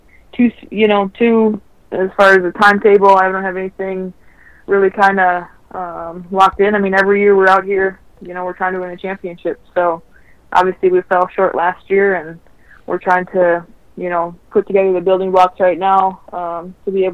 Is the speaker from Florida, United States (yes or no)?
no; Minnesota, United States; moved away as an adult; also born or lived in Connecticut; when I left Minnesota, when Connecticut drafted me